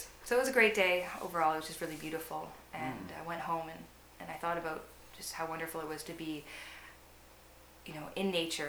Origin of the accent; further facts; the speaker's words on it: Nanaimo, British Columbia, Canada; Yeah, I'm from Nanaimo.